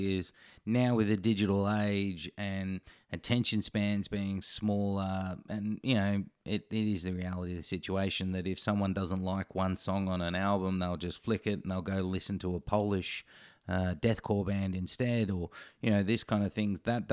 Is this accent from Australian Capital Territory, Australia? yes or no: no; Queensland, Australia; as a Queenslander